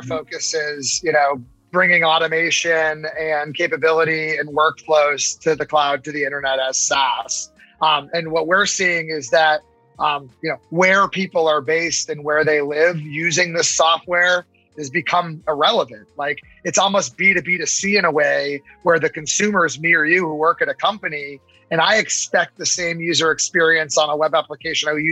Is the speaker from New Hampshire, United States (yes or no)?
yes; New Hampshire, United States; also born or lived in California; when I moved back here, this is my hometown